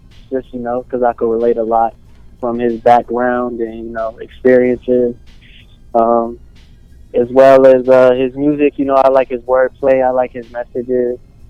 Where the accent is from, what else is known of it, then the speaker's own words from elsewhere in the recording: Alaska, United States; now in Phoenix, United States; I'm originally from Alaska, and I'm out here in Phoenix, Arizona as well.